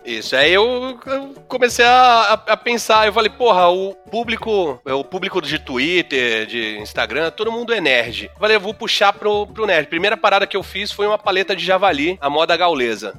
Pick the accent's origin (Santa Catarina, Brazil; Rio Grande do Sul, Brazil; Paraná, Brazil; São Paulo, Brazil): São Paulo, Brazil; Santos; moved away; also born or lived in Rio de Janeiro; eu mudei pra Santos de novo, porque eu nasci aqui